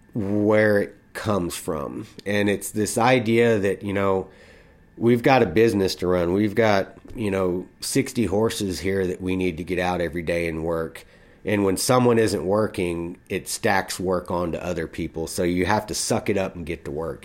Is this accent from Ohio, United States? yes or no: no; Texas, United States; I was from Texas